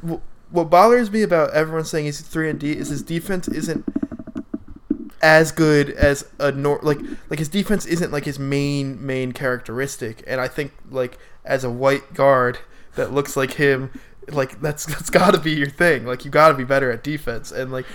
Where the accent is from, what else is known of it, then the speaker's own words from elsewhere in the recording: Delaware, United States; I'm from Delaware.